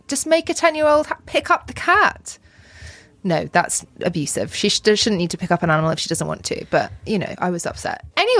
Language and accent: English; Oxford, South East England, United Kingdom; I grew up in Oxford and my dad was headmaster of a school there called Magdalen. And so we lived in the school in the old boarding house